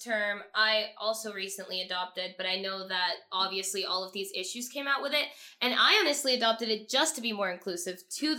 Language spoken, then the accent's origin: English; Venezuela; moved away; but seeing as like I came from Venezuela, I thought of myself as Venezuelan first, and it wasn't until I moved here that people were like, what is that?